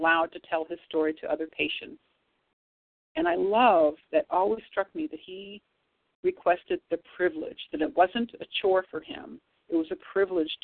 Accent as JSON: {"language": "English", "town": "St. Louis", "region": "Missouri", "country": "United States", "said": "I'm from St. Louis."}